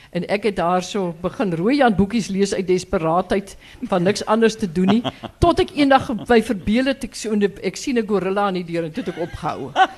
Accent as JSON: {"language": "Afrikaans", "town": "Graaff-Reinet", "region": "Eastern Cape", "country": "South Africa", "tie": "born or raised there", "moved": "yes", "lives_now": "Stellenbosch, South Africa", "said": "ek kom van Graafrenet, uh, die ou droë wêreld, maar een van die mooiste gedeeltes in die Karoo."}